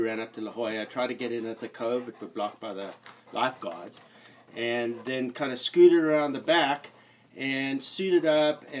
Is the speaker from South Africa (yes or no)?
yes; South Africa; moved away; I'm from South Africa and I was in the Navy